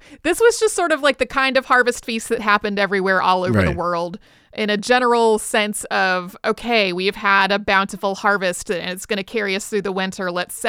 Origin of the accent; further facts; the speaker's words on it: North Carolina, United States; I grew up in North Carolina, but they were actually doing this in the sort of Southern Virginia foothills.